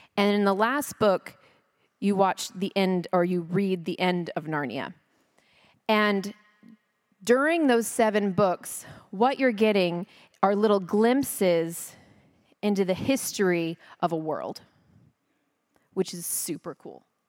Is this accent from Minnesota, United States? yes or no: no; Texas, United States; also born or lived in California; now in Frisco, United States; I'm Christian because I'm American and I'm Texan